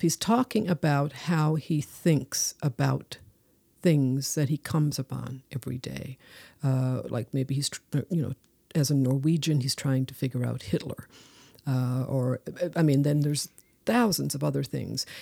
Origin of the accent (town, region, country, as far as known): Newfoundland and Labrador, Canada